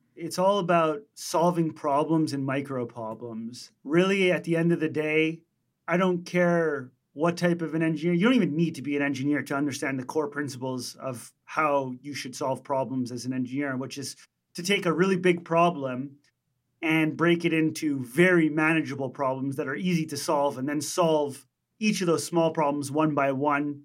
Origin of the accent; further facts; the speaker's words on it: Montreal, Quebec, Canada; we're from Montreal, Canada